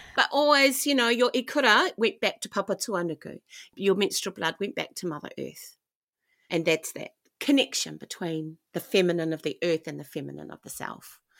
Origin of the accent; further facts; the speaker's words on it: New Zealand; I grew up in New Zealand